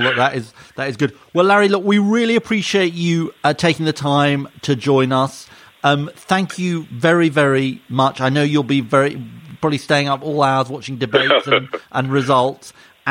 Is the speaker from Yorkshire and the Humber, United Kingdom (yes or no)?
yes; Yorkshire and the Humber, United Kingdom; According to the website, I checked on the distance from my hometown in Yorkshire to Shenzhen, the distance of nearly 11,400 miles.